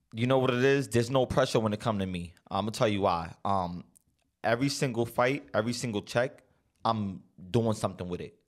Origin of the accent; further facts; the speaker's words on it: San Miguelito, Panama; I came from San Miguelito